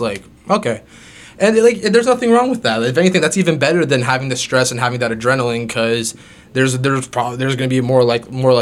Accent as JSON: {"language": "English", "area": "Greater Toronto Area", "region": "Ontario", "country": "Canada", "tie": "born or raised there", "said": "I'm born and raised in, I can't say Toronto, within the GTA"}